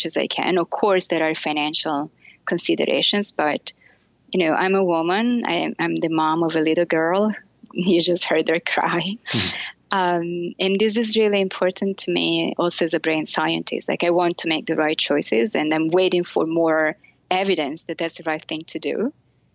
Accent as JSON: {"language": "English", "town": "Florence", "region": "Tuscany", "country": "Italy", "tie": "born or raised there", "moved": "as an adult", "lives_now": "United States", "said": "I grew up in Italy. and specifically in Florence"}